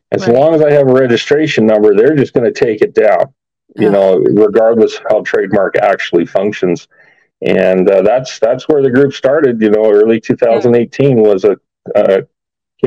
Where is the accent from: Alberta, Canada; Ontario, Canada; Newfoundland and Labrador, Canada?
Alberta, Canada; moved away as an adult; now in Las Vegas, United States; I'm actually from Alberta.